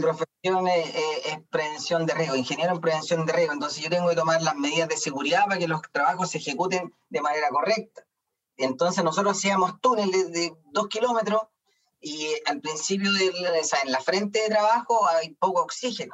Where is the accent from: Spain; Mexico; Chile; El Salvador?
Chile; Concepción, Biobío; yo soy de Concepción